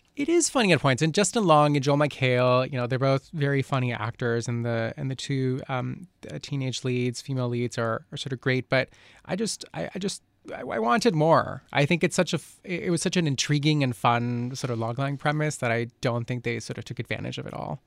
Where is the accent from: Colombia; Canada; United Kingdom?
Colombia; moved away; I grew up in Colombia